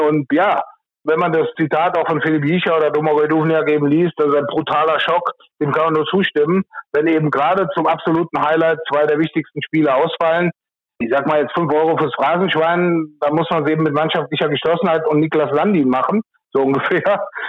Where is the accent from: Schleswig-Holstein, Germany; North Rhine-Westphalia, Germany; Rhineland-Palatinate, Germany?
Rhineland-Palatinate, Germany; in meinem Heimatort hier in der Mosel